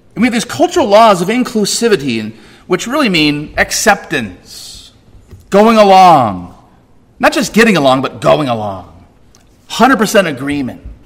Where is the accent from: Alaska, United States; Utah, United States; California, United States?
California, United States; I'm a Californian